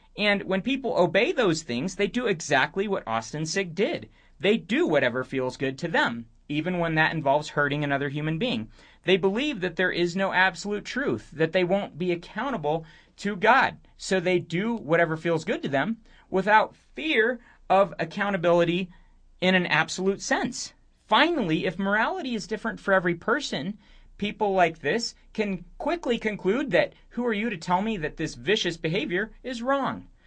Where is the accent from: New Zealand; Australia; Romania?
Romania; moved away; I grew up in Romania, which spent a few decades in communism